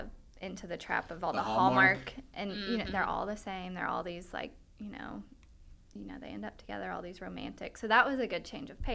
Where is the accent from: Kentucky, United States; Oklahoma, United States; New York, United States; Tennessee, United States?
Kentucky, United States; Lexington; moved away as an adult; also born or lived in Pikeville, Kentucky; People that always ask me when they found out I was from Lexington.